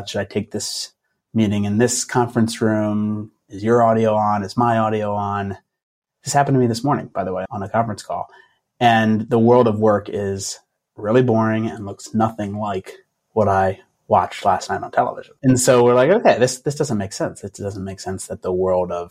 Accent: Philadelphia, Pennsylvania, United States; also born or lived in Los Angeles; I'm from Philadelphia. I'm kind of a Philadelphia guy

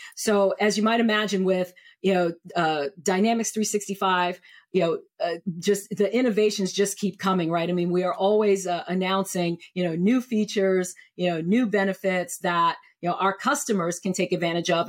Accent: New York City, New York, United States; also born or lived in Columbia, South Carolina / Maryland / Cleveland, Ohio; I am originally from New York City, and I split my childhood between New York City and Columbia, South Carolina

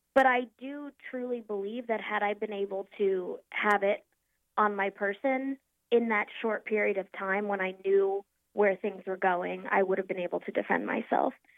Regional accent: Norfolk, Virginia, United States; also born or lived in Philadelphia, Pennsylvania; moved back home to my hometown of Norfolk, Virginia

